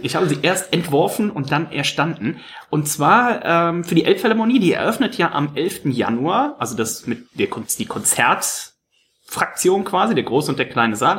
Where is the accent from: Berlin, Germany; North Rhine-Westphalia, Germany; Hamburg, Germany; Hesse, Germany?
North Rhine-Westphalia, Germany; the countryside where Kölsch is drunk; now in Munich, Germany; auf'm Land, ähm, wo ich herkomme, da gibt's ja dann Kölsch